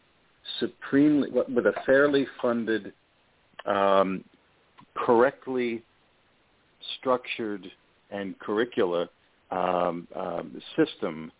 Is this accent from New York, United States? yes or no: yes; New York City, New York, United States; my hometown of New York City